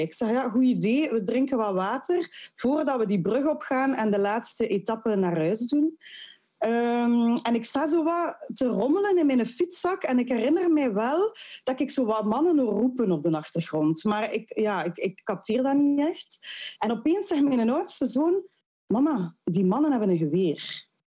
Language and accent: Dutch; Ghent, Flanders, Belgium; als geboren en getogen Gentenaar, mijn man ook